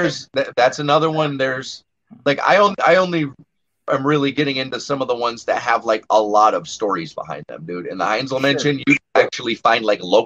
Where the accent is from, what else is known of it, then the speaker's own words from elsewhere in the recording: United States; I am American.